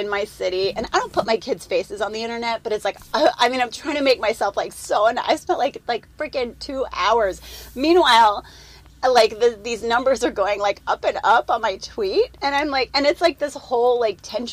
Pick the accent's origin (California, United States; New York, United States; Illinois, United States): Illinois, United States; Chicago suburbs; moved away; I grew up in the Chicago suburbs